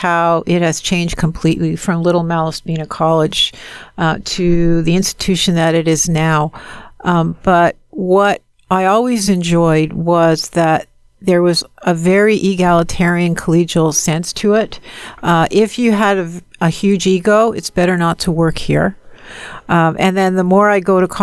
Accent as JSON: {"language": "English", "town": "Montreal", "region": "Quebec", "country": "Canada", "tie": "born or raised there", "moved": "yes", "said": "I'm from Montreal, and I was there during the October crisis"}